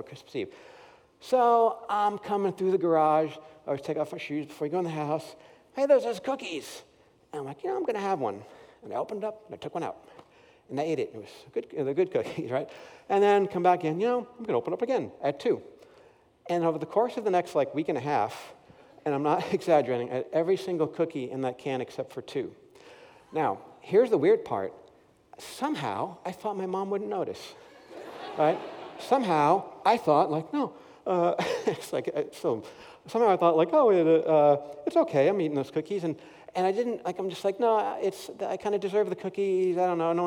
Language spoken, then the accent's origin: English; Paramus, New Jersey, United States; moved away; I grew up in Paramus, New Jersey, right near New York City